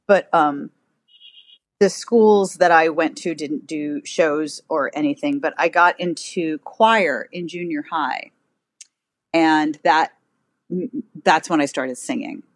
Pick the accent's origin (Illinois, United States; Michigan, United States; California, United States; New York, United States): New York, United States; New York City; I grew up in New York City. I am one of those odd people who grew up in Manhattan